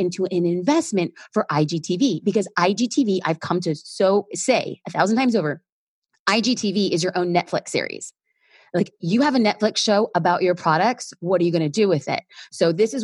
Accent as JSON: {"language": "English", "town": "Los Angeles", "region": "California", "country": "United States", "said": "I'm an LA girl."}